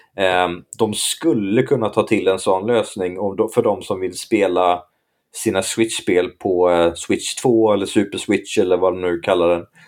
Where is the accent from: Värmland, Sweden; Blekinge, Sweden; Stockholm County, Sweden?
Blekinge, Sweden; där jag växte upp, där, där var normen Nintendo